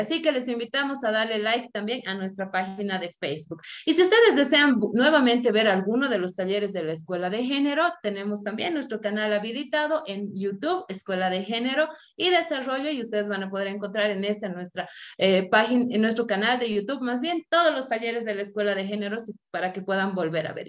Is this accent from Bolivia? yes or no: yes; Bolivia; unirnos nuevamente como bolivianos